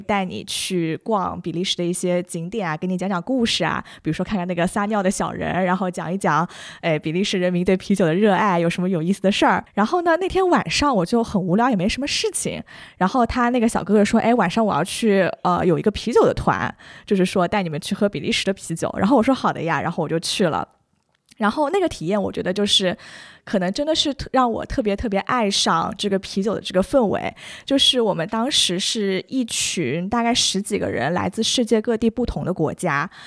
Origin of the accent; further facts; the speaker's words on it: China; 听说我是从中国来的